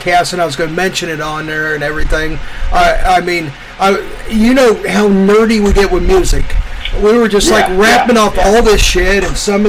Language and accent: English; Midwest, United States; I grew up in the Midwest